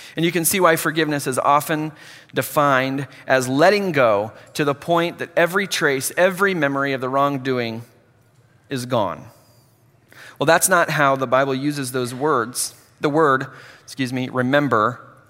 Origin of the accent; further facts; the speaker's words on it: Hutchinson, Kansas, United States; a junior college in Hutchinson, my hometown